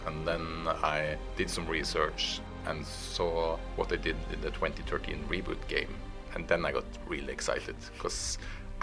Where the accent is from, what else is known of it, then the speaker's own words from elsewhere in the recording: Norway; I grew up in Norway